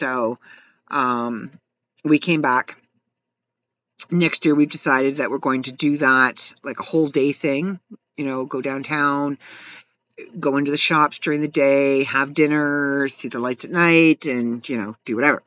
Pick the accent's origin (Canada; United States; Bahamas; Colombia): Canada; As a Canadian